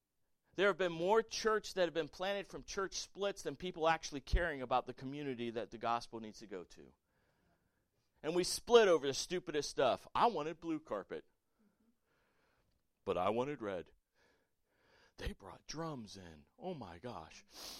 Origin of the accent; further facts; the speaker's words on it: the South, United States; Listen, I grew up in the South.